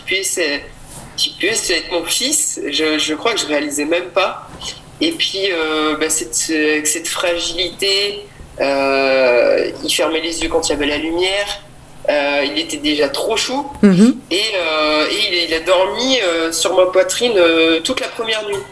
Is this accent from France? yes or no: yes; Tain-l'Hermitage, Auvergne-Rhône-Alpes, France; je viens de la région Rhône-Alpes, euh, Talermitage exactement.